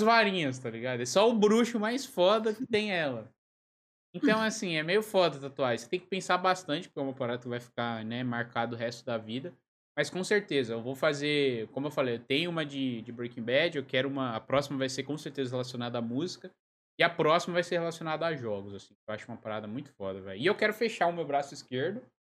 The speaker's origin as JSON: {"language": "Portuguese", "region": "São Paulo", "country": "Brazil", "also_born_or_lived": "Lisbon, Portugal", "moved": "yes", "lives_now": "Joinville, Brazil", "said": "Eu sou de São Paulo, mas eu moro em Joinville"}